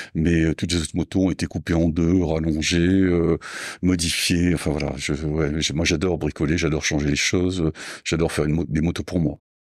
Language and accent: French; Mont-de-Marsan, Nouvelle-Aquitaine, France; moved away; Je suis né à Mont-de-Marsan dans les Landes, donc j'ai passé toute ma jeunesse euh, dans les Landes